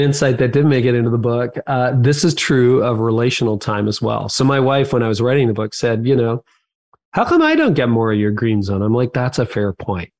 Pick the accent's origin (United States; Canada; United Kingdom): Canada; I'm Canadian